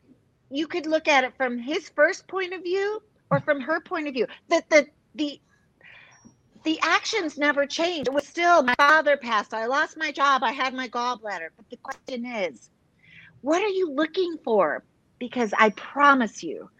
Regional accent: Chicago, Illinois, United States; now in Texas, United States; I live in Texas. I'm proud Texan for, gosh, 30 years, originally from Chicago, big Italian family

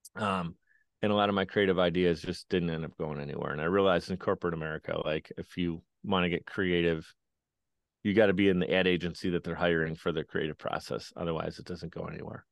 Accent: Buffalo, New York, United States; I grew up in Buffalo, New York

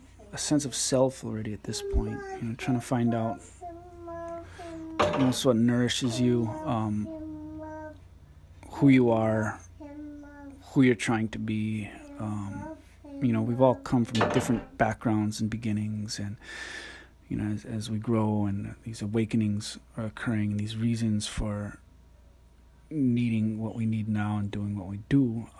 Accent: Waiāhole, Hawaii, United States; growing up in Waiʻohole

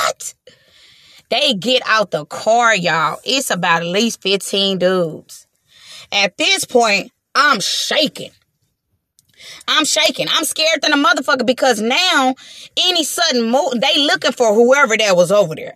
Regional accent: Los Angeles, California, United States; I'm from Watts. I'm from 109th. I'm from the, you know what I'm saying? I'm from the projects. I'm from Watts.

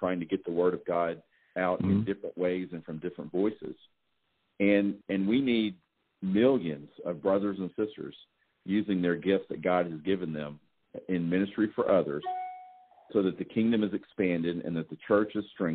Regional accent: the South, United States; I'm from the South

